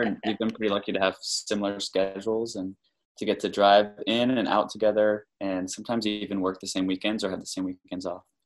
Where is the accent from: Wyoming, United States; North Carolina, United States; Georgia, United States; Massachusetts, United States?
North Carolina, United States; moved away as an adult; now in Boston, United States; We're originally from North Carolina, where we did both undergrad and med school